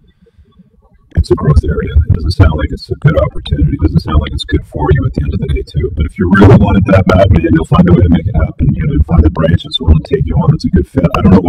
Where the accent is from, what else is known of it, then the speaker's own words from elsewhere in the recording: England, United Kingdom; I was born in England